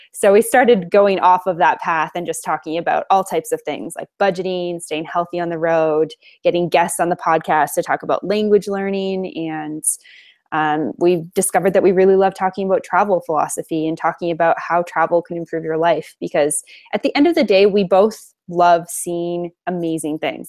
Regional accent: Alberta, Canada; I am Canadian. I'm from Alberta, Canada originally, and I just happen to be here right now

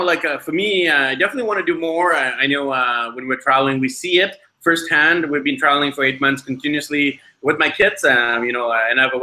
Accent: Vancouver, British Columbia, Canada; we're from Vancouver, BC, Canada

